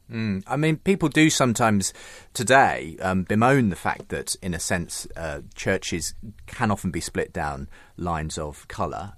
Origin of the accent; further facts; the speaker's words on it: Northampton area, East Midlands, United Kingdom; I'm also from that part of the world.